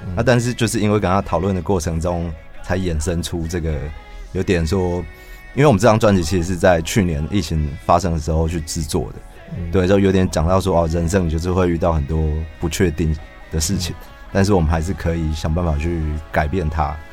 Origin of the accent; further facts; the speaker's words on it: Taichung, Taiwan; 我是台中人